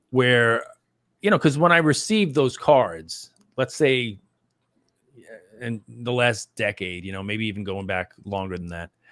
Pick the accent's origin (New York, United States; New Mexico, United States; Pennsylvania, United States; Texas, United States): New York, United States; I was from New York too